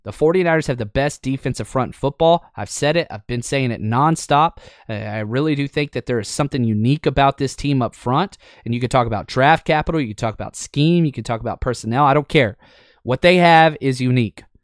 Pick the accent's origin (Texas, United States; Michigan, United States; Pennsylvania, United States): Texas, United States; Dallas-Fort Worth area; now in Los Angeles, United States; I was raised in the Dallas-Fort Worth area.